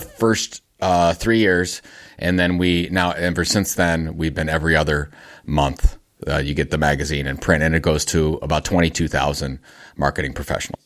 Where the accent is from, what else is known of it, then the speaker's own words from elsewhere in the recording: Cleveland, Ohio, United States; Cleveland, Ohio, my hometown